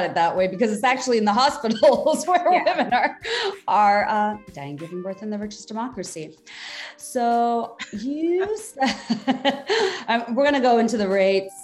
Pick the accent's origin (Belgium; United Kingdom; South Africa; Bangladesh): Bangladesh; now in United States; I grew up in Bangladesh. Now I've been living here for so long. I still can't say that I'm American